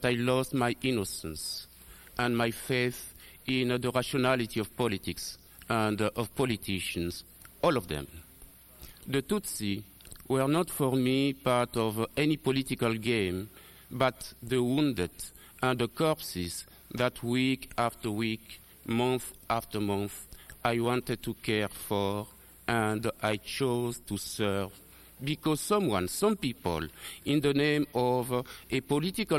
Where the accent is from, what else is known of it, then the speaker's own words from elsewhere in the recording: DR Congo; moved away; also born or lived in Rwanda; I was born in Zaire in 1941.